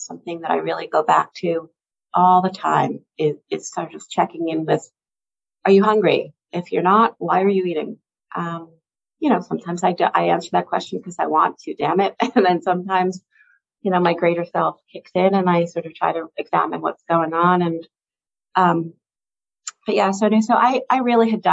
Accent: the New York area, United States; I grew up in the New York area

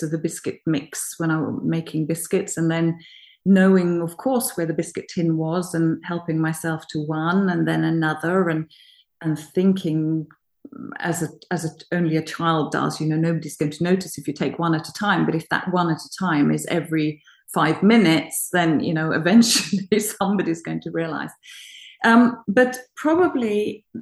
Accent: Norway; I come from Norway, and I have an upbringing of being very, very fortunate when my mother was actually at home when I was a child.

